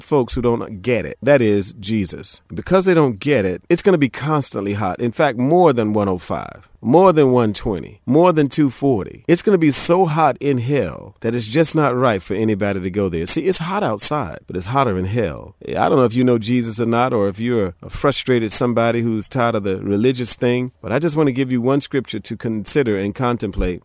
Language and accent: English; Hampton, Virginia, United States; moved away; I grew up there in the Hampton, Virginia area and Tidewater area